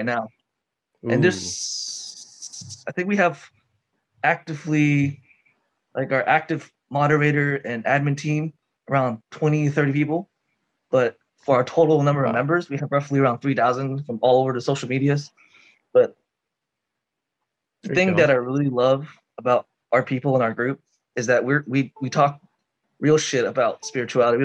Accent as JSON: {"language": "English", "town": "Houston", "region": "Texas", "country": "United States", "moved": "as an adult", "lives_now": "Japan", "said": "I'm from Texas, if you guys don't know, H-Town."}